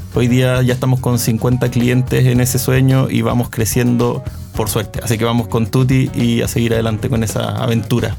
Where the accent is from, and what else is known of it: Chile